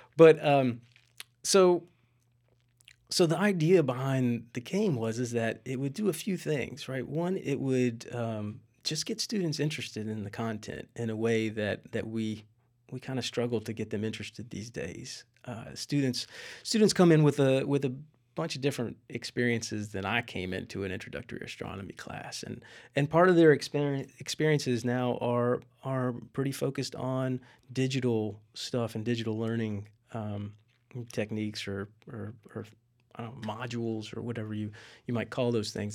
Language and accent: English; West Virginia, United States; moved away; my hometown in West Virginia